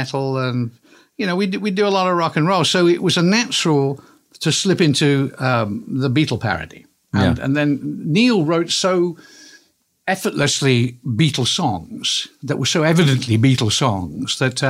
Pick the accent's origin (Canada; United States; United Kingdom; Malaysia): United Kingdom; Wallasey, North West England; I was from Wallasey in Liverpool